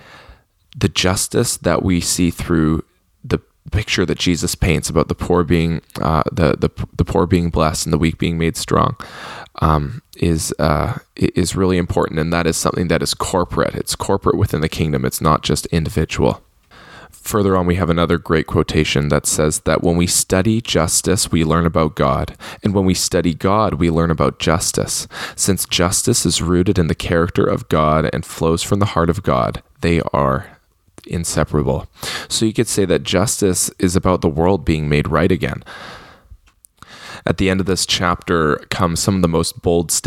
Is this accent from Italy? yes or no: no; Canada; I'm Canadian